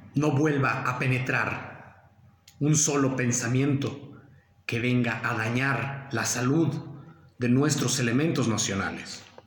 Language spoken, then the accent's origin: Spanish; Mexico; nosotros, eh, como mexicanos